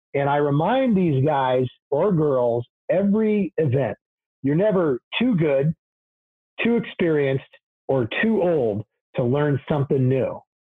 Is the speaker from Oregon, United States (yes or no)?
yes; Portland, Oregon, United States; I was born here in the Portland area, 1969.